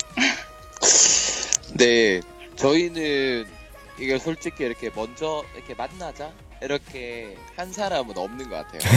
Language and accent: Korean; South Korea; 저는 한국 사람이고요.